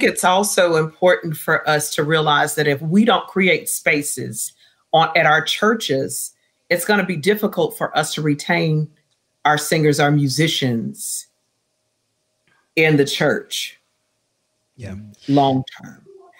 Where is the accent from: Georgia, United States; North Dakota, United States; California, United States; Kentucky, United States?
California, United States; Riverside; So matter of fact, John, I'm from Riverside.